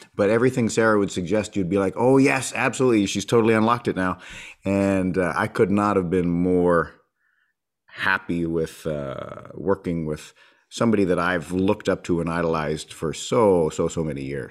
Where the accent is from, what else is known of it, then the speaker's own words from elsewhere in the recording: Winnipeg, Manitoba, Canada; also born or lived in Edmonton; born in, born in Edmonton, but raised in Winnipeg since I was four